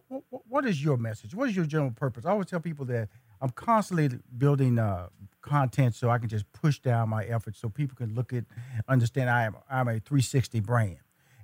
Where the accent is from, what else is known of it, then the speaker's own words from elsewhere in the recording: Houston, Texas, United States; You're from Dallas, Texas. I'm from Houston, Texas.